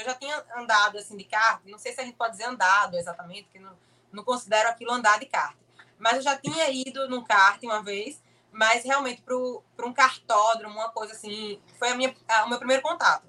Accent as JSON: {"language": "Portuguese", "town": "Olinda", "region": "Pernambuco", "country": "Brazil", "said": "Eu tenho 25 anos, sou de Olinda, Pernambuco"}